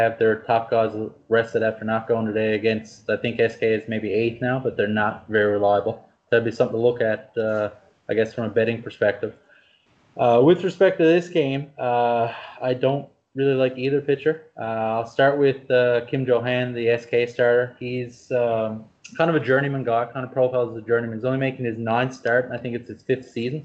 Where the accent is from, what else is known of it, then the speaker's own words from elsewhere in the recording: Canada; being a Canadian